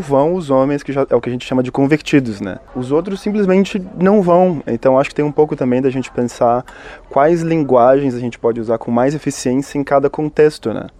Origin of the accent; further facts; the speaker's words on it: Minas Gerais, Brazil; sou mineiro, como meu conterrâneo Ismael